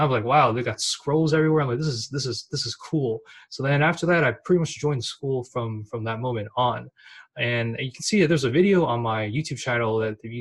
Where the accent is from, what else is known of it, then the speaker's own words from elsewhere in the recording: San Francisco, California, United States; I was born and raised in San Francisco